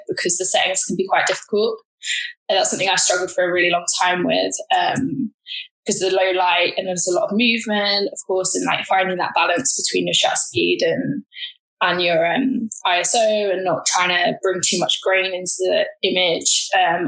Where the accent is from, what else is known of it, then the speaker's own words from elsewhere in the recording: London, United Kingdom; I grew up in South London